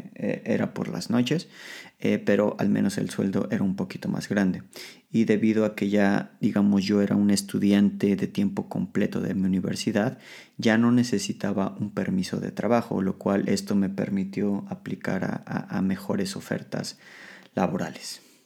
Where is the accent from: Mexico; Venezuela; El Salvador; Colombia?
Mexico; Mexico City; moved away as an adult; now in Poland; el transporte público de la Ciudad de México, lo cual es una, es una pesadilla. Eh, pero al mismo tiempo es una de las cosas más hermosas de mi ciudad, de mi ciudad de origen